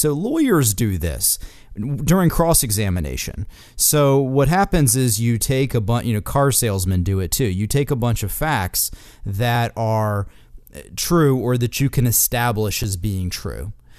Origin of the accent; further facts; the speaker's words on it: Wisconsin, United States; You know, Joe and I are from similar towns. He's from Pennsylvania. I'm from Wisconsin.